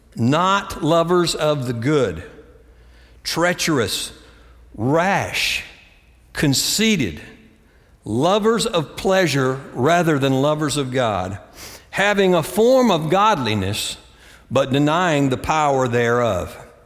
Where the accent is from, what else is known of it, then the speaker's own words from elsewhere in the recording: Greensboro, North Carolina, United States; moved away; also born or lived in Austin, Texas; my hometown, Greensboro, North Carolina